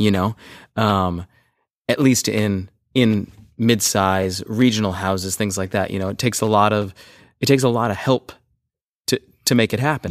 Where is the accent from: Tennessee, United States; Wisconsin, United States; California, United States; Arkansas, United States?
California, United States; Los Angeles; I grew up in Sherman Oaks